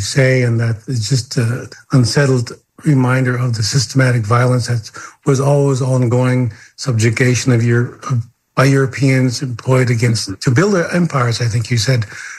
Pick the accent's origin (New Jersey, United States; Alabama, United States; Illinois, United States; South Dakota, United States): South Dakota, United States; Cheyenne River; I'm from the Minikoju Itazip Chola Lakota out of Cheyenne River in South Dakota.